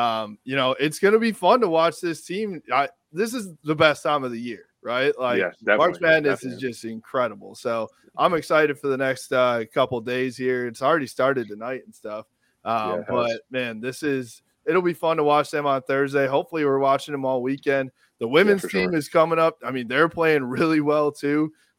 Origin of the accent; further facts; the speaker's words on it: Hudsonville, Michigan, United States; I'm from Hudsonville.